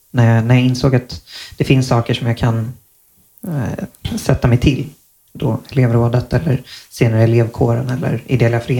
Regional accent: Malmö, Skåne, Sweden; also born or lived in Stockholm; jag är född i Stockholm och flyttade ner till Malmö när jag var

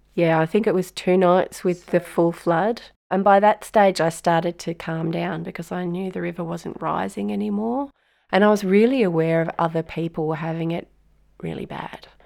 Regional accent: Lismore, New South Wales, Australia; I'm from North Lismore

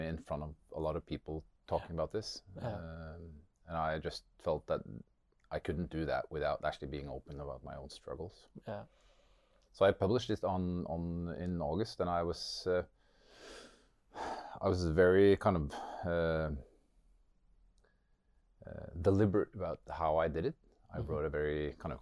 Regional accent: Norway; also born or lived in Sunnyvale, California; I grew up in Norway

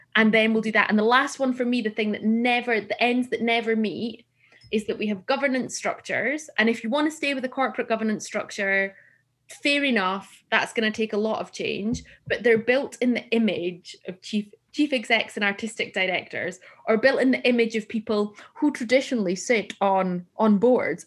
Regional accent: Gretna, Scotland, United Kingdom; I'm from Gretna

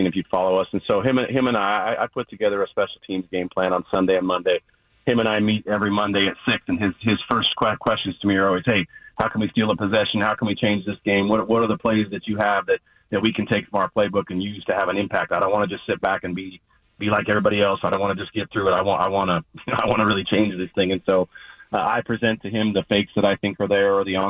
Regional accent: Oregon, United States; born or raised there

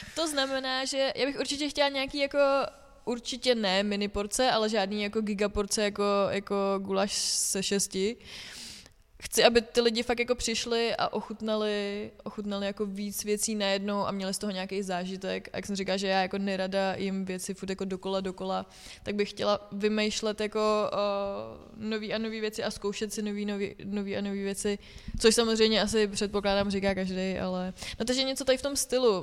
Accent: Litoměřice, Ústí nad Labem Region, Czechia; now in Plzeň, Czechia; já jsem z Litoměřic

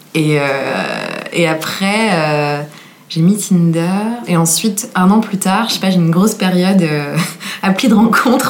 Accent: Versailles, Île-de-France, France; je viens de Versailles

